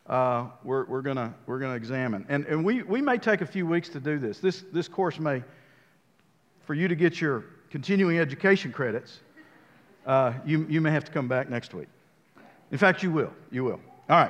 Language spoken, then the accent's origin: English; United States; I'm a builder from the United States